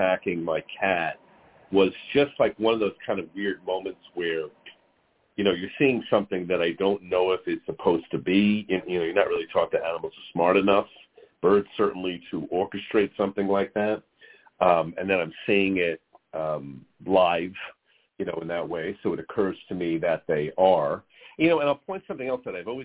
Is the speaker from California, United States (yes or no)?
no; New York, United States; I grew up in New York